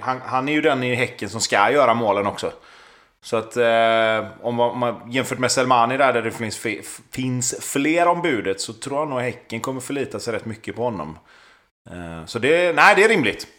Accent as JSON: {"language": "Swedish", "town": "Gothenburg", "region": "Västra Götaland", "country": "Sweden", "tie": "born or raised there", "said": "jag är uppväxt på Hisingen"}